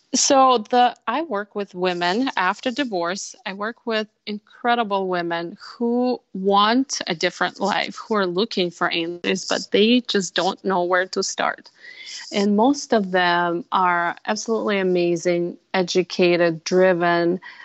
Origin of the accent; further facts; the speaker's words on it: Russia; now in Minnesota, United States; I'm originally from Russia. I spent half of my life, my first part of my life in Russia, and half here in Minnesota.